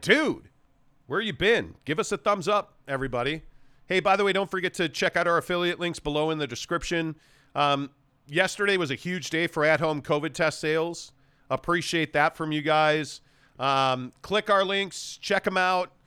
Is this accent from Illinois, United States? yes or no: yes; Chicago, Illinois, United States; moved away; I'm from Chicago